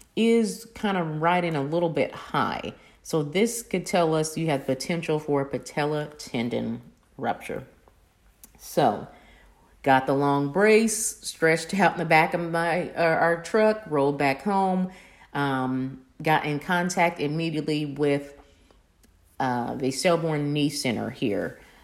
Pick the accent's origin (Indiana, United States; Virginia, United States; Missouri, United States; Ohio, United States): Indiana, United States; Kokomo; moved away; my hometown of Kokomo